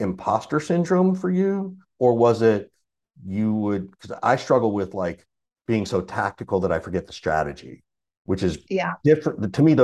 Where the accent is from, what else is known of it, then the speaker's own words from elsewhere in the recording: Macon, Georgia, United States; I grew up in Macon, Georgia.